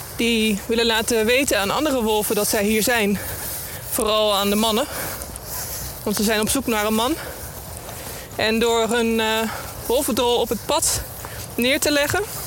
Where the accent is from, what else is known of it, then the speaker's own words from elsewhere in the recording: Netherlands; als Nederlander